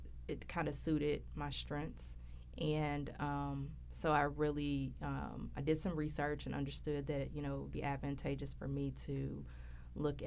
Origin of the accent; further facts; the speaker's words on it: Louisville, Kentucky, United States; I'm from Louisville, Kentucky. I'm a native of Louisville